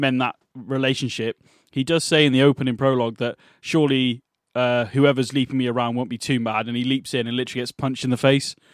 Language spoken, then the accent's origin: English; England, United Kingdom; We're English